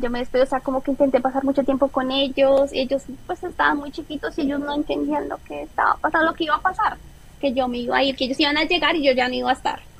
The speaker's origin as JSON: {"language": "Spanish", "country": "Colombia", "moved": "as an adult", "said": "nosotros como colombianos la visa siempre es un tema complicado"}